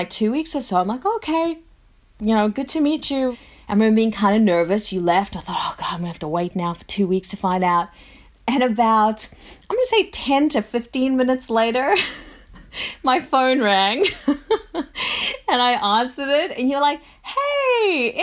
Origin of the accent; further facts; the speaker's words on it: South Africa; now in Australia; I was born in South Africa and then, you know, moved to Australia.